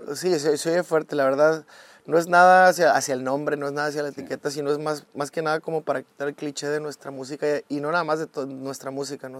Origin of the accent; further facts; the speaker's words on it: Mexico; siendo más mexicanos que nunca